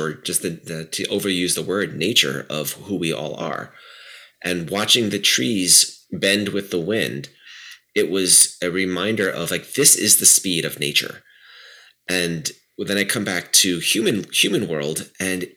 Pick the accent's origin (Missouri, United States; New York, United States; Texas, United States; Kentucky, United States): New York, United States; New York City; I grew up around New York City, so I have that. That's very deep in my bones